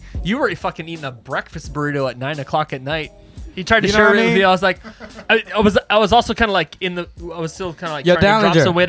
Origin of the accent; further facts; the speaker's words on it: San Joaquin County, California, United States; now in Tokyo, Japan; I grew up in California. I grew up in San Joaquin County.